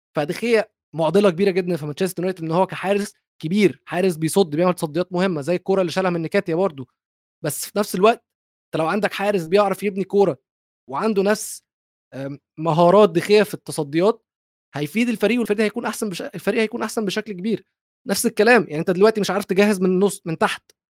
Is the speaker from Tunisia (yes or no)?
no; Egypt; عندنا في مصر